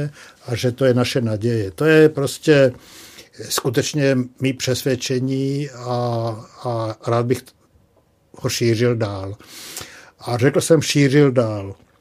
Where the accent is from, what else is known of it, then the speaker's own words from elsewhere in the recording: Slovakia; moved away; jsem původně ze Slovenska